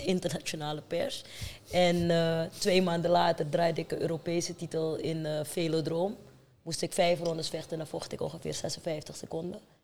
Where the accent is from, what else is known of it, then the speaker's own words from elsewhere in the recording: Amsterdam, North Holland, Netherlands; also born or lived in Paramaribo, Suriname; Ik ben geboren in Paramaribo, maar vanaf mijn tiende getogen in Amsterdam.